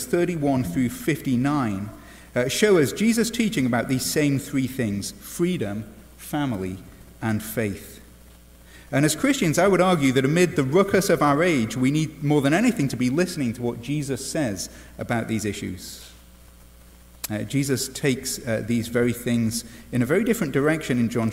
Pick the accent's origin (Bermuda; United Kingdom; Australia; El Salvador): United Kingdom; England; now in United States; as an Englishman